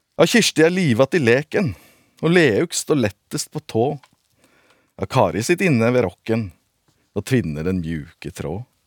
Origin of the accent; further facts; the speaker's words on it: Sogn, Vestland, Norway; accent: Sognamål; jeg snakker sognamål.